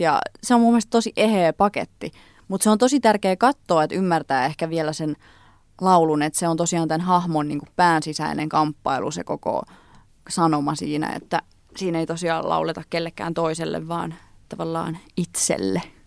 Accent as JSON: {"language": "Finnish", "town": "Tampere", "region": "Pirkanmaa", "country": "Finland", "tie": "born or raised there", "also_born_or_lived": "Lempäälä", "said": "mä oon syntynyt Tampereella ja mä kävin alaasteen Tampereella, mutta sitten me muutettiin Lempäälään, niin mä sit kävin niinku yläasteen ja lukioajan Lempäälästä käsin"}